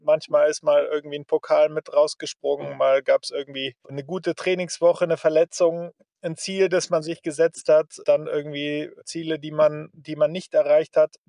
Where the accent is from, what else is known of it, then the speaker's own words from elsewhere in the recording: Germany; als Deutsche